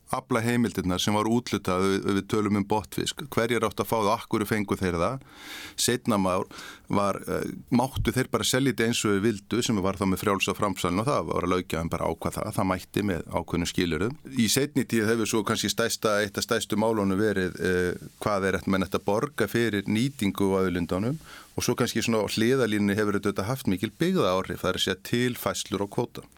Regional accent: Vestmannaeyjar, Southern Region, Iceland; moved away; also born or lived in Akureyri; kem frá Vestmannið.

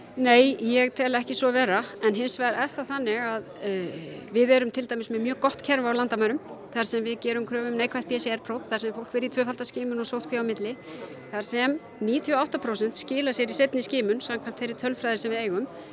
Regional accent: Iceland

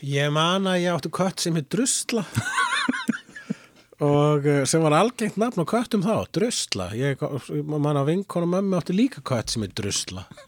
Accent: Reykjavík, Capital Region, Iceland; born or raised there; also born or lived in Svarfaðardalur, North Iceland / Sweden / Amsterdam, Netherlands

